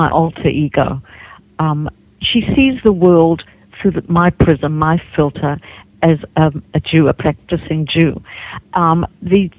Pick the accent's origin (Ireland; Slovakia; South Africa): South Africa; moved away as an adult; also born or lived in Hawaii / New Zealand; now in United States; I grew up in South Africa, and I left.